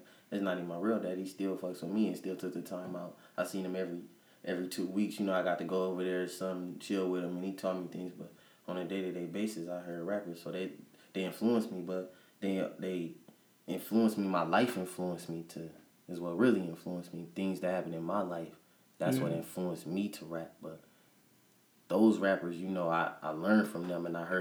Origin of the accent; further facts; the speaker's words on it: Peoria, Illinois, United States; also born or lived in Champaign, Illinois; Growing up in Peoria is probably a little different from growing up in other places in bigger cities